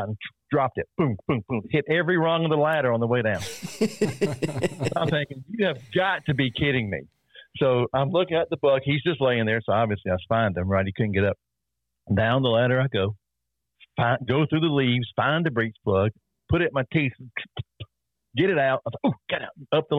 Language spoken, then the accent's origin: English; South Carolina, United States; I'm from South Carolina